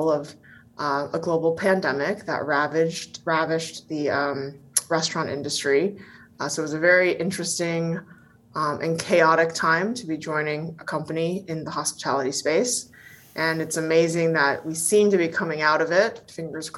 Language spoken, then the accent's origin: English; Bay Area, California, United States; also born or lived in Taiwan; I grew up in the Bay Area